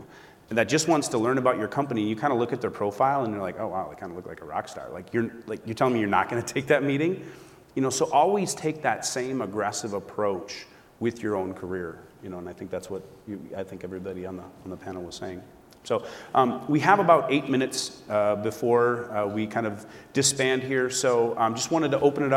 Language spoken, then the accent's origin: English; Minneapolis, Minnesota, United States; moved away; I'm from Minneapolis, so I go back to the University of Minnesota